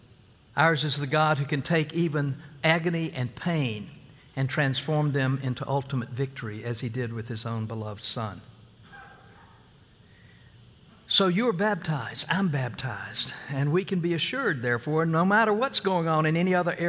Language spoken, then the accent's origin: English; Oklahoma, United States; We're from Oklahoma